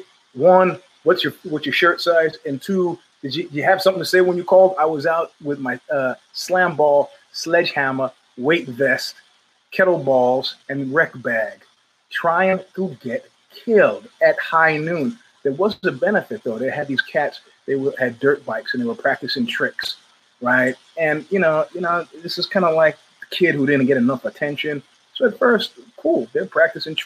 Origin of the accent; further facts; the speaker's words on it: United States; also born or lived in Northern California; I'm an American